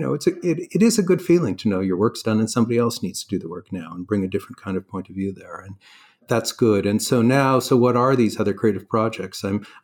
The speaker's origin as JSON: {"language": "English", "town": "Toronto", "region": "Ontario", "country": "Canada", "tie": "born or raised there", "also_born_or_lived": "Stanford", "accent": "Canadian", "moved": "as an adult", "said": "I'm Canadian. Grew up in Toronto."}